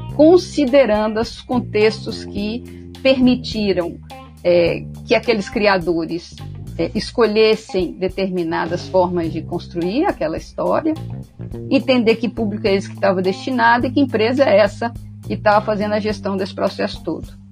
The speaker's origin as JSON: {"language": "Portuguese", "region": "Minas Gerais", "country": "Brazil", "also_born_or_lived": "Rio de Janeiro", "moved": "yes", "lives_now": "Salvador, Brazil", "said": "Mineira, mineira"}